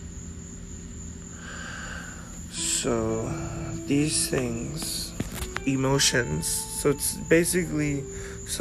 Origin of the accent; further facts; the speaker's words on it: United States; growing up in America